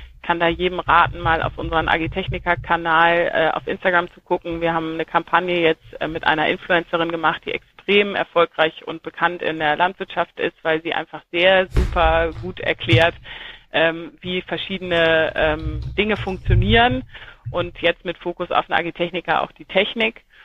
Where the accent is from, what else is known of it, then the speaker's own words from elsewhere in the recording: Germany; moved away; also born or lived in Saxony-Anhalt; Ich bin an der Ostsee geboren